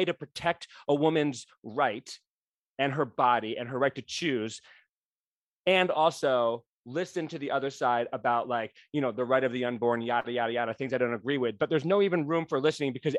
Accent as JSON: {"language": "English", "region": "Rhode Island", "country": "United States", "tie": "born or raised there", "said": "my home state"}